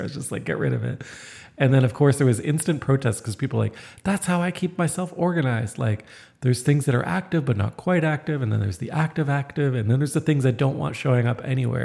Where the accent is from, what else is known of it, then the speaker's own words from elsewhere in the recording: Toronto, Ontario, Canada; moved away; I come from Toronto